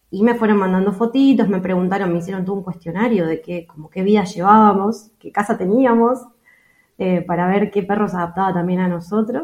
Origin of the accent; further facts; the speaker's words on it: Buenos Aires, Argentina; moved away as an adult; also born or lived in Europe; somos una pareja de Argentina, de Buenos Aires